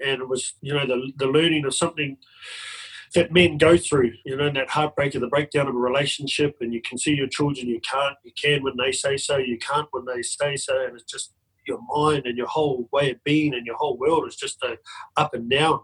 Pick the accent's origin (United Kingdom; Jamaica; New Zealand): New Zealand; now in Australia; I'm from New Zealand originally, but I've lived in Australia for 24 years